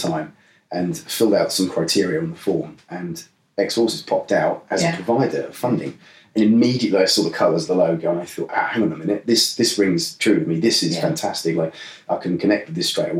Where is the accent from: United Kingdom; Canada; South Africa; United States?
United Kingdom; Norwich, East of England; I am from Norwich originally